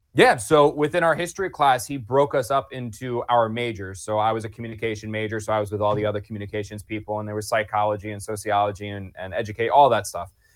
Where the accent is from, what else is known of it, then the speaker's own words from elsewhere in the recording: New Jersey, United States; moved away; I grew up in South Jersey